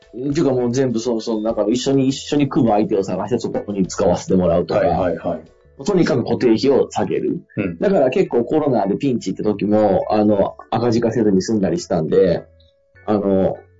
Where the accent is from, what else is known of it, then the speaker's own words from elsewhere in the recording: Fukui, Japan; 地元の福井でやってる会社も